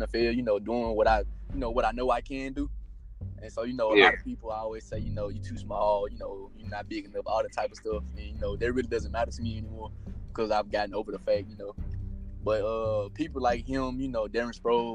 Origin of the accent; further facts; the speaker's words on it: Memphis, Tennessee, United States; I grew up in Memphis, Tennessee.